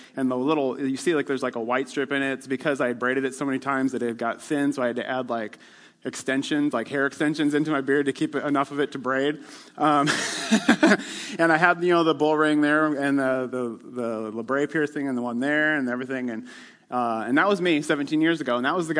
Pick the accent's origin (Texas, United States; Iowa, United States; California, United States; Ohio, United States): Iowa, United States; Northwest; also born or lived in Ames, Iowa; I grew up in Northwest Iowa where everybody's a Christian. I mean, what else would you be? I'm Dutch from Northwest Iowa.